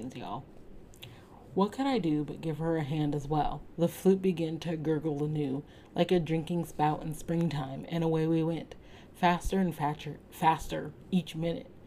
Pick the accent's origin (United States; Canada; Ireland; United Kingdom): United States; As an American